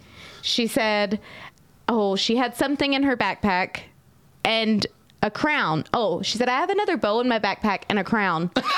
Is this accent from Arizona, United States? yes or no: no; North Carolina, United States; my dad and all of his family lived in Maryland, but I was actually, I grew up in North Carolina, right, with my mom.